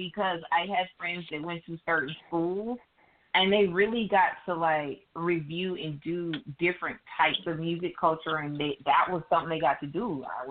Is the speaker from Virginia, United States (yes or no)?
no; Atlanta, Georgia, United States; I'm from Atlanta, so … is huge here.